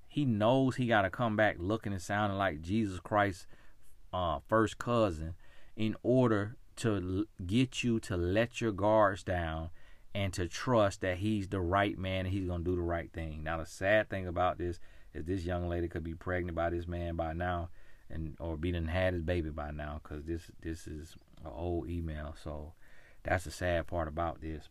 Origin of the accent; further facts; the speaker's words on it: United States; my story of being American, born in America